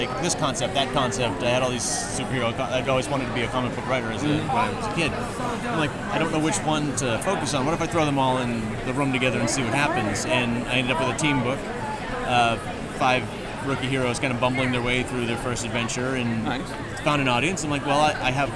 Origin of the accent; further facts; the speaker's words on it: Massachusetts, United States; I grew up in Massachusetts